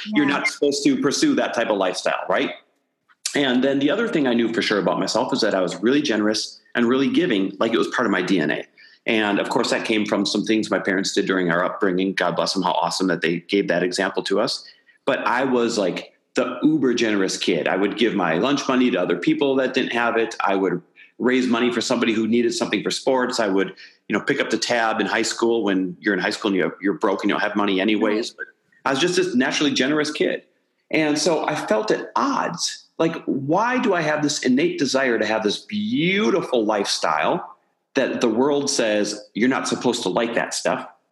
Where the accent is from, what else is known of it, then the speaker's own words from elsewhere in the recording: Midwest, United States; now in Santa Monica, United States; I am Midwest born and raised. Now living out here in Santa Monica, California